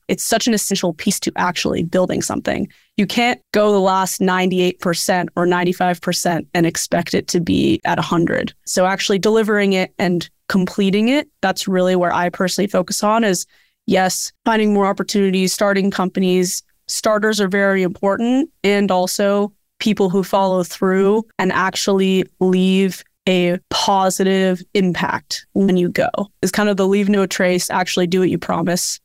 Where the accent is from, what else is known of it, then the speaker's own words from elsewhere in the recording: Bay Area, California, United States; also born or lived in Hawaii; growing up in the Bay Area